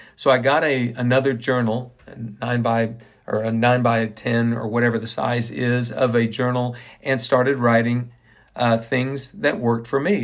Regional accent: Ponca City, Oklahoma, United States; now in Waco, United States; My dad was the professional at the Ponca City Country Club all my years growing up in Ponca City, Oklahoma

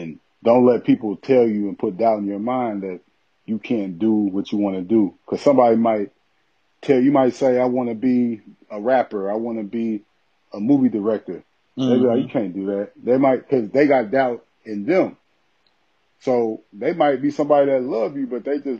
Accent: Aurora, Illinois, United States; also born or lived in Alton, Illinois; I grew up in outside Chicago in Aurora, Illinois. And that's where I grew up at. I went to grammar school and everything like

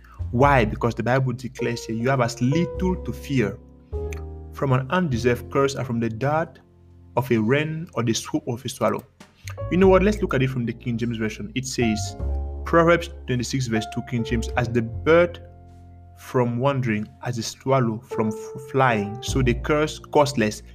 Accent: Cameroon; moved away; I am from Cameroon in Africa, and one big thing from back home is the reality of curses

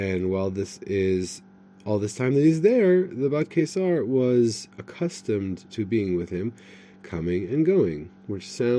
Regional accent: United States; I'm from America

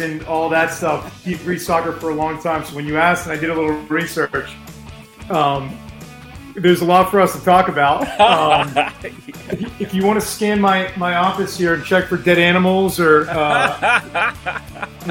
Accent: Winchester, Massachusetts, United States; also born or lived in Madison, New Jersey / Amherst, Massachusetts; I grew up in Winchester, Mass, and just had an unbelievable high school sports experience

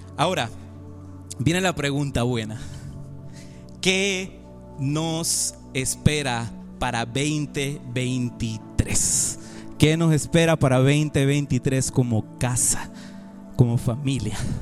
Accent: Panama; Yo soy panameño y también soy español.

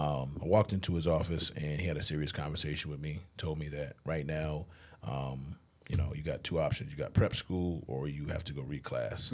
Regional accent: Springfield, Massachusetts, United States; I grew up outside of Springfield.

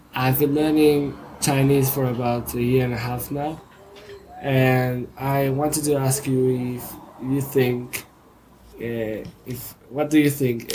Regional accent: Argentina; I'm from Argentina

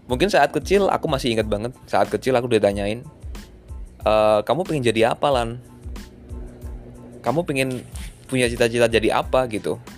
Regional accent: Semarang, Central Java, Indonesia; kalau di tempat di kota aku kan Semarang ya jadi aku seneng PSIS gitu kan

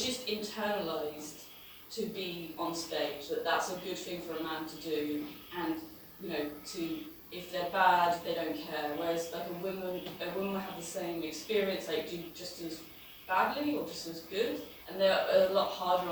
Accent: England, United Kingdom; now in Berlin, Germany; I'm English

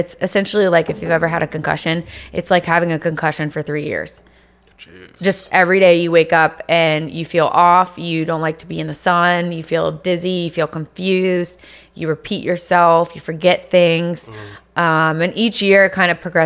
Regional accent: Virginia, United States; moved away as an adult; also born or lived in Los Angeles; now in Miami, United States; I'm from Virginia

